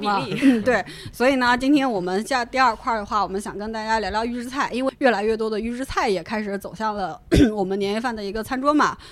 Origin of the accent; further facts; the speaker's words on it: northern China, China; 在北方，我们老家那边的话